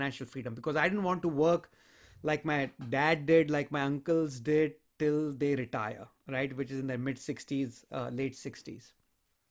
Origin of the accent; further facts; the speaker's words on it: India; moved away as an adult; I'm originally from India, and I came here a long, long time ago, about 20, 21 years ago to this country to pursue my higher studies